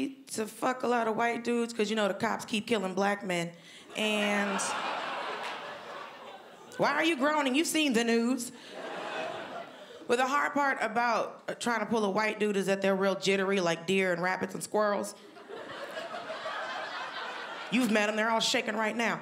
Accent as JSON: {"language": "English", "region": "Georgia", "country": "United States", "said": "I'm from Georgia"}